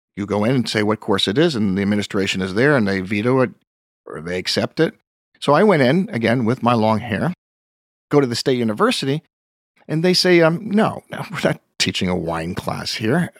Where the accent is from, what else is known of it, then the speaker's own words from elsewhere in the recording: Pleasantville, New York, United States; I grew up in Pleasantville, New York